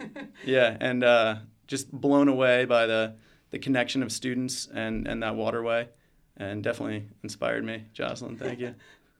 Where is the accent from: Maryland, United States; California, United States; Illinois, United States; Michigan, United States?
Maryland, United States; Annapolis; I grew up in Annapolis, just right around here by the headquarters, and definitely more fresher water.